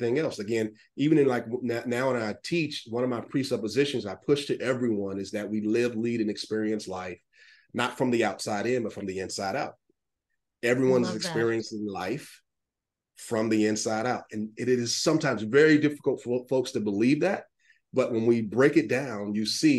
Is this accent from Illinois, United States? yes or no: no; Atlanta, Georgia, United States; I'm from Atlanta